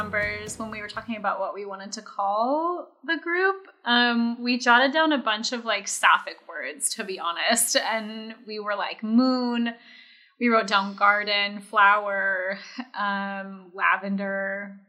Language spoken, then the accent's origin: English; Henderson, Nevada, United States; now in Long Beach, United States; I live in Long Beach. I was born in Long Beach, but raised in Henderson, Nevada.